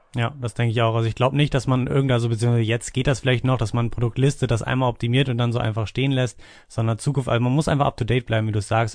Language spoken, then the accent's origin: German; Hanover, Lower Saxony, Germany; ich komme aus Hannover